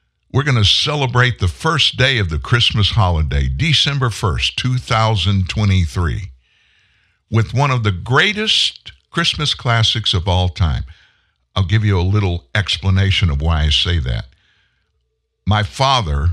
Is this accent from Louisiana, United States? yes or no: yes; South Louisiana, United States; also born or lived in Texas; I was from South Louisiana, born in Texas. But at 4, we moved to South Louisiana